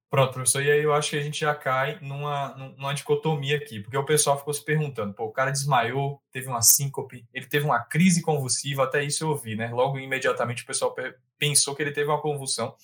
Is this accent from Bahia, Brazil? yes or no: yes; Bahia, Brazil; also born or lived in Salvador; eu sou da Bahia, eu moro na Bahia